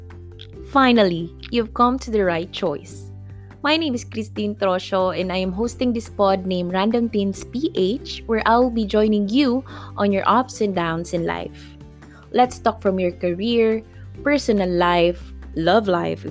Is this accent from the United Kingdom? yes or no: no; Makati, Metro Manila, Philippines; moved away as an adult; now in Cebu City, Philippines; I was born and raised in Metro Manila, Makati City, Philippines, but I am now residing and working in Cebu City